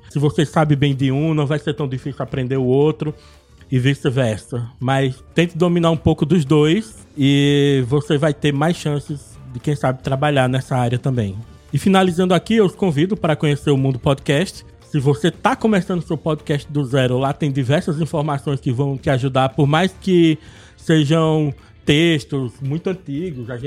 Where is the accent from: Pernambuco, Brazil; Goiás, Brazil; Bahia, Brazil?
Pernambuco, Brazil; Arcoverde; also born or lived in Olinda; now in Moreno, Brazil; Eu sou nascido em Olinda, mas eu cresci até os meus 16 anos em Arco Verde, uma cidade do interior do Pernambuco, quando em 2002 me mudei novamente para Olinda, onde eu vivi até dois anos atrás.